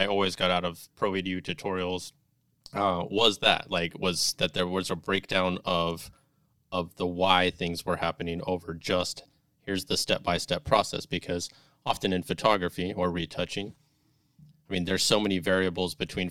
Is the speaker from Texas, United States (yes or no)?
yes; El Paso, Texas, United States; moved away; my hometown. I was from El Paso.